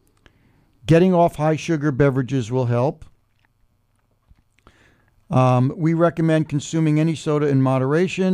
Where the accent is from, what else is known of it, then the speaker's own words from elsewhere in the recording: United States; moved away as an adult; also born or lived in Woodstock; New York City or New Jersey, where I grew up